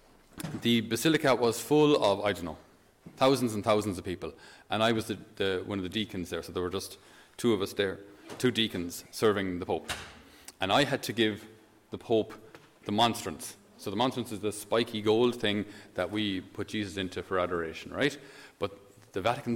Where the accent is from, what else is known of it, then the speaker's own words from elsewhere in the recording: Thurles, Munster, Ireland; he studied in the seminary in my hometown in Thurles. So when I was a little boy